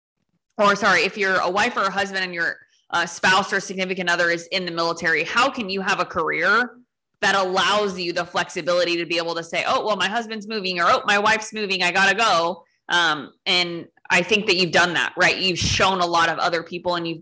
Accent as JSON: {"language": "English", "town": "Los Angeles", "region": "California", "country": "United States", "tie": "born or raised there", "moved": "as an adult", "said": "I grew up in LA. I was born and raised in Los Angeles as well"}